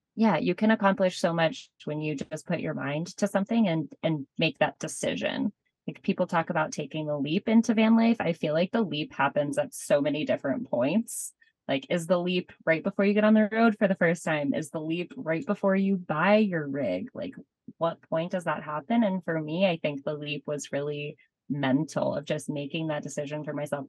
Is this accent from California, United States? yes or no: no; Boulder, Colorado, United States; moved away as an adult; I grew up in Boulder, Colorado, which is a wonderful place to be from.